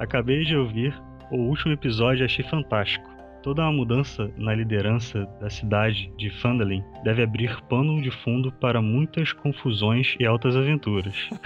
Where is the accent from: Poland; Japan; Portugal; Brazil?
Brazil; Rio de Janeiro; eu sou do Rio de Janeiro e atualmente eu estudo